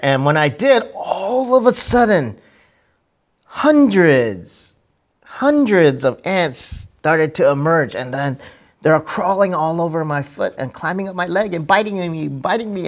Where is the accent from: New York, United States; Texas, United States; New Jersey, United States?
Texas, United States; my childhood growing up in Texas